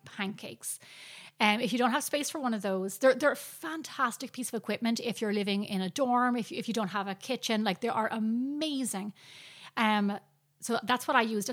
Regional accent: Ireland; now in United States; growing up in Ireland

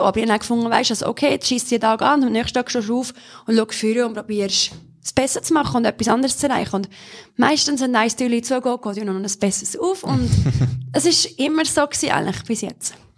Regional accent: Solothurn, Switzerland; bin in Solothurn aufgewachsen

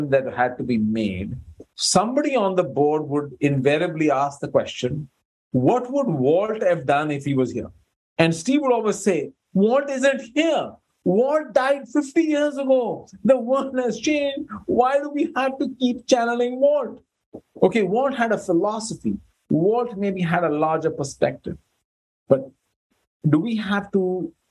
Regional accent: India; I'm Indian by birth

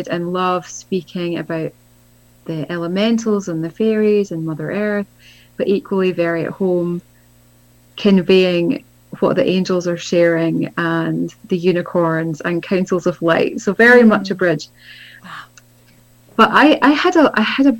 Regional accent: Scotland, United Kingdom; I grew up in Scotland, where I am now

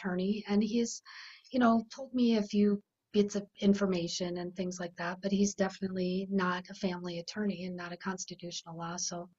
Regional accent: South Dakota, United States; from working in my other state, my home state of South Dakota, and dealing with CPS clinically.

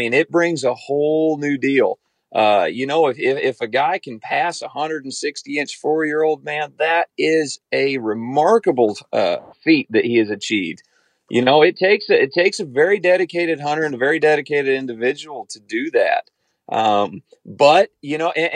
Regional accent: Kansas, United States; I'm from Kansas

